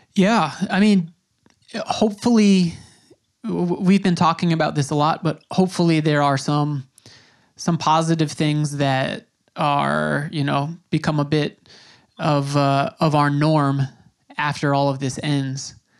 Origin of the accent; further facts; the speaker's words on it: Long Island, New York, United States; first language English; I grew up on Long Island in New York